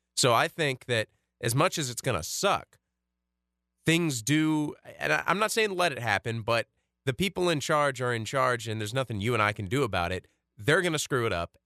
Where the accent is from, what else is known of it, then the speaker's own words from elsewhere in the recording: United States; growing up in America in, like, the early two thousands